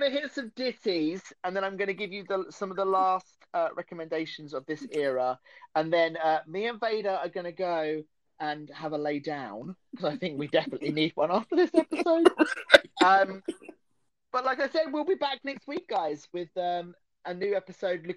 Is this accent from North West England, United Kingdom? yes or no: no; Essex, East of England, United Kingdom; accent: Essex; It's my Essex accent